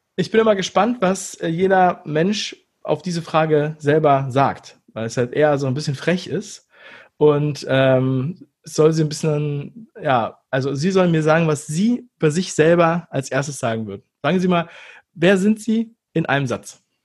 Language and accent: German; Berlin, Germany; moved away; also born or lived in Hamburg; ich bin aus Ostberlin